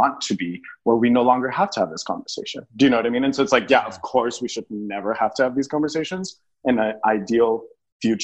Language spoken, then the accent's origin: English; El Paso, Texas, United States; moved away as an adult; also born or lived in New York City; I was born in El Paso, Texas